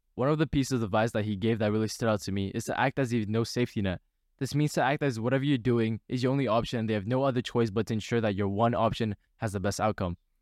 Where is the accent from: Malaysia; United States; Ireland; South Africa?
Malaysia; as a Malaysian myself